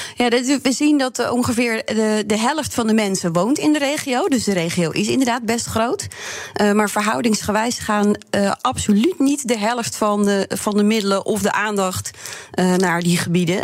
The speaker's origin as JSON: {"language": "Dutch", "region": "Drenthe", "country": "Netherlands", "said": "als Drent en Boerin"}